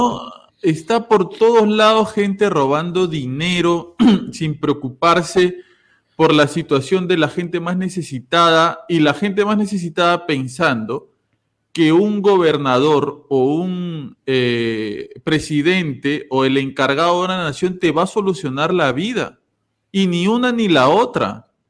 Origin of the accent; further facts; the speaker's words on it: Peru; yo que soy de Perú